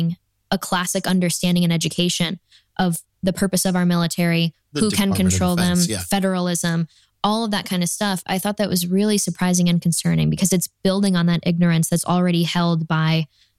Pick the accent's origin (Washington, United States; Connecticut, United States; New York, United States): New York, United States; now in Texas, United States; I'm from New York where we have 100 people show up to our county GOP events